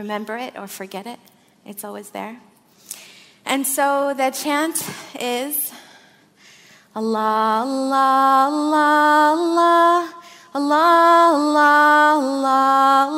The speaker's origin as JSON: {"language": "English", "town": "Flint", "region": "Michigan", "country": "United States", "tie": "born or raised there", "also_born_or_lived": "Saudi Arabia / Syria / Morocco", "moved": "yes", "lives_now": "Santa Fe, United States", "said": "I grew up in Flint, Michigan. I was born in Saudi Arabia. I'm Syrian American. I live in Santa Fe, New Mexico"}